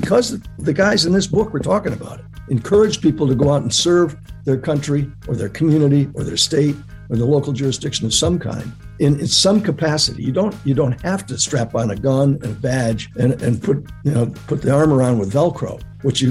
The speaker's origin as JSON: {"language": "English", "town": "San Antonio", "region": "Texas", "country": "United States", "tie": "born or raised there", "said": "I was born down in San Antonio"}